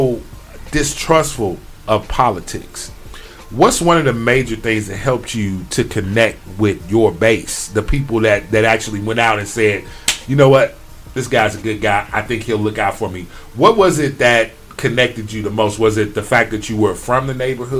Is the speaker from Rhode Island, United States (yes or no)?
no; Chicago, Illinois, United States; moved away; originally, I'm from Chicago